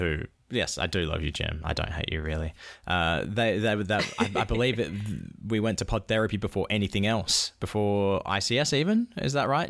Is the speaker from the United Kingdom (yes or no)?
yes; Perth, Scotland, United Kingdom; I'm from Perth.